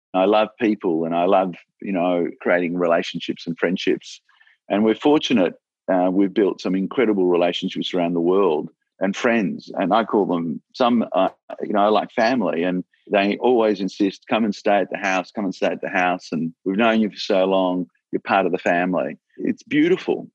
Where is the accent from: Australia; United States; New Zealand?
Australia